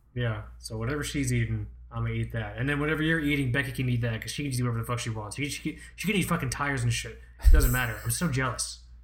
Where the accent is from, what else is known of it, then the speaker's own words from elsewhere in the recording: Florida, United States; you're a Floridian like me